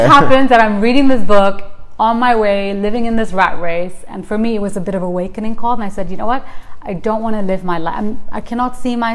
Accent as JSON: {"language": "English", "country": "Tanzania", "tie": "born or raised there", "moved": "as an adult", "lives_now": "United Kingdom", "said": "I grew up in East Africa, in Tanzania, which is where my family is currently from"}